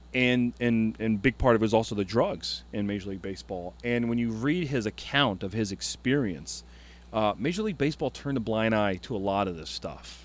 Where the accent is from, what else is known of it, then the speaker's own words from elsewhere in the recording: Ohio, United States; moved away; also born or lived in Chicago, Illinois; I was born in Chicago, but raised in Ohio